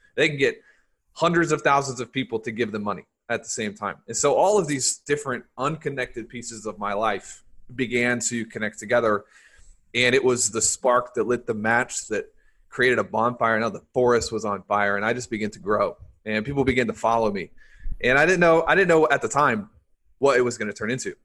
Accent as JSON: {"language": "English", "region": "the South", "country": "United States", "tie": "born or raised there", "said": "I grew up in the South"}